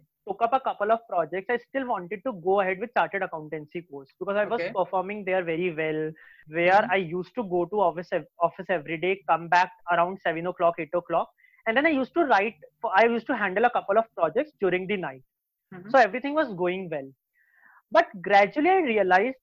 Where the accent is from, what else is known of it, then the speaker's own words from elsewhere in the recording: Jaipur, Rajasthan, India; I come from Jaipur, where people are still inclined towards either their family business or towards a job